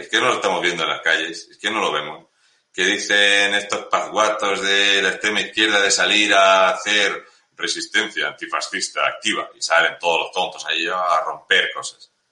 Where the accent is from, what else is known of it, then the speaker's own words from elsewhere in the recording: Murcia, Region of Murcia, Spain; yo soy de Murcia